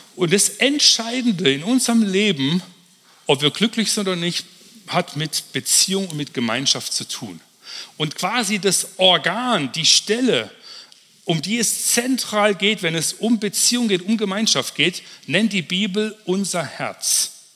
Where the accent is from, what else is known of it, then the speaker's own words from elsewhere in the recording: Kempten, Bavaria, Germany; In Kempten, wo ich herkomme